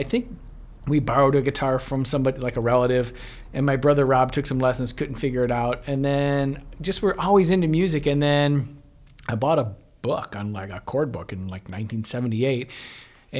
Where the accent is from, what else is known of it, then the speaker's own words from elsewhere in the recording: Chicago, Illinois, United States; also born or lived in Westchester, Illinois / Clarendon Hills, Illinois; I'm from Chicago, and I grew up in, like, suburbs around Chicago, Westchester, Woodrow. We kind of moved around, but, you know, just western suburbs of Chicago.